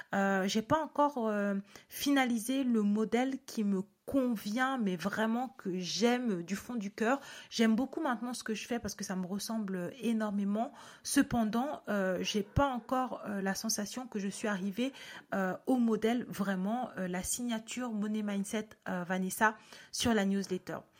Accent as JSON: {"language": "French", "country": "Cameroon", "tie": "born or raised there", "said": "je suis née en Afrique et que du coup, enfin au Cameroun et que dans mon école, ben, il y avait plein"}